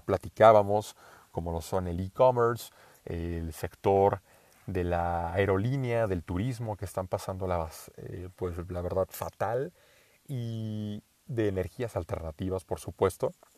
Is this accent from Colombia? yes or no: no; Mexico; first language Spanish